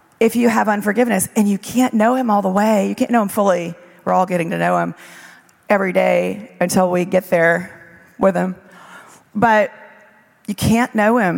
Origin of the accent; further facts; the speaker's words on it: South Louisiana, United States; moved away; also born or lived in Israel; I grew up in South Louisiana